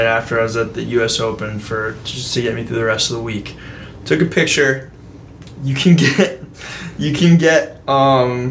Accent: Fairfield County, Connecticut, United States; We're from Fairfield County

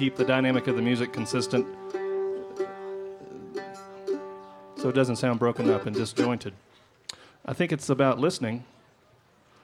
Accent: Asheville, North Carolina, United States; I grew up around in Asheville, North Carolina

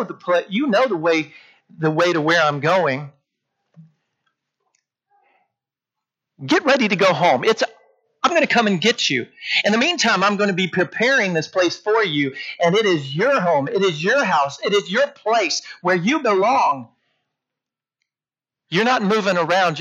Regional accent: Port Isabel, Amarillo, Texas, United States; When I was in fifth grade, we moved from Port Isabel, Texas up to Amarillo.

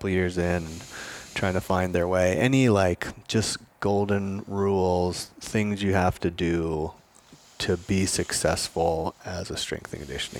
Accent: Vermont, United States; I grew up in Vermont. We lived in small towns.

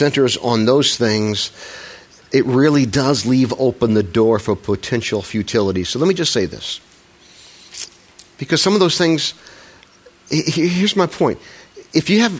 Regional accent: Midwest, United States; I'm a Midwesterner.

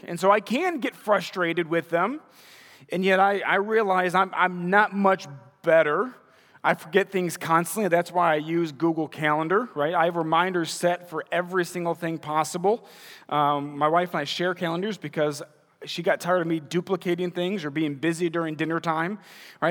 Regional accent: Munster, Indiana, United States; also born or lived in Crown Point, Indiana / Wisconsin; moved to Munster and graduated from Munster High School

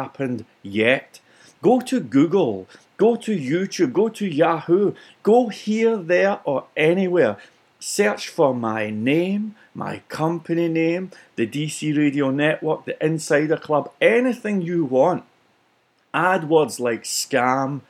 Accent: Scotland, United Kingdom; for being Scottish

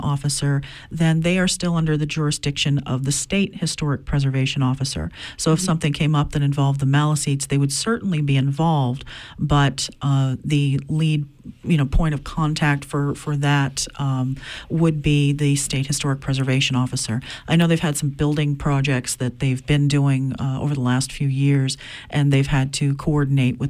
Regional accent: Mars Hill, Maine, United States; Grew up in Mars Hill

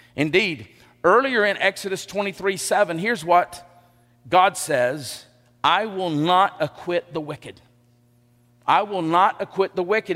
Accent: Elba, Alabama, United States; also born or lived in Enterprise, Alabama; I grew up in Elba.

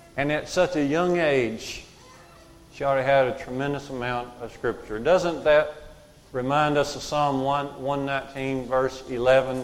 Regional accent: United States; Growing up in Curry Church of Christ, I did in Walker County

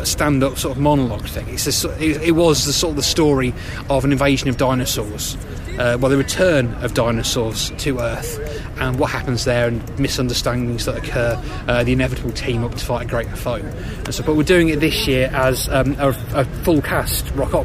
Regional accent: Peterborough, East of England, United Kingdom; I come from Peterborough

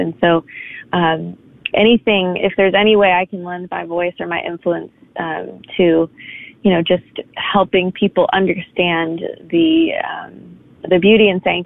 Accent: New York, United States; I was born in Manhattan. That's kind of my home

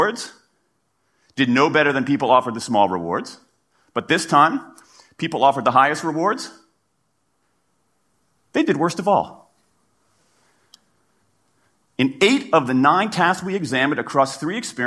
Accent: Washington, District of Columbia, United States; in my hometown of Washington, D.C.

